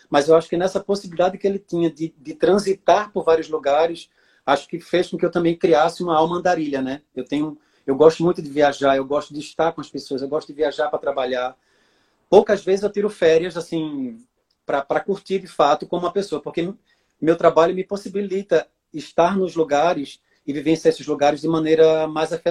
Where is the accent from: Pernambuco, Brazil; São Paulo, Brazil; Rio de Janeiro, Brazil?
Pernambuco, Brazil; Orobó; born there; Eu nasci em Orobó, que é a terra da minha mãe, que é no Agreste de Pernambuco.